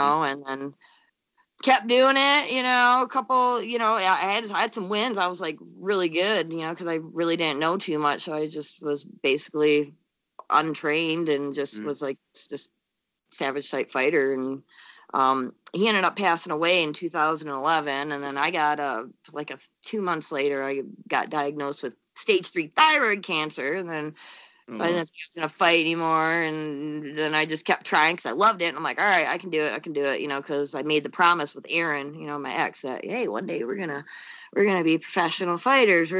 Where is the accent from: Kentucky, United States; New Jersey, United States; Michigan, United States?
Michigan, United States; Holly; now in Northern Michigan, United States; I'm originally from the Flint area, you know? Okay. Yeah, a little bit south of Flint, in a little town called Holly